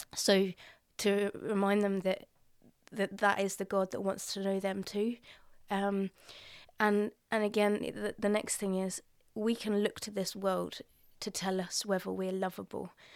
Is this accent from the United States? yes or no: no; Colchester, East of England, United Kingdom; I grew up in Colchester, not very far from here.